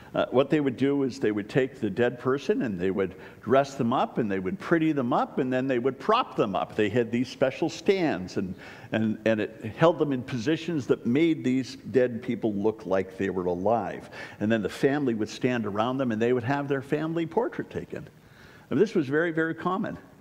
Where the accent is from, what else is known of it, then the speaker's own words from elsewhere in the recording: Waynesboro, United States; I'm from Waynesboro